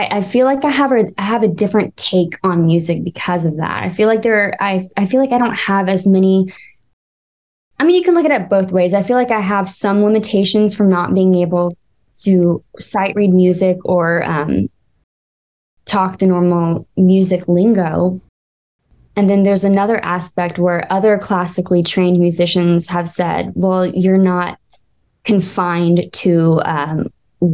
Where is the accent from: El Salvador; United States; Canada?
United States; Corpus Christi, Texas; moved away as an adult; also born or lived in Philadelphia, Pennsylvania; I'm originally from Corpus Christi, Texas, born and raised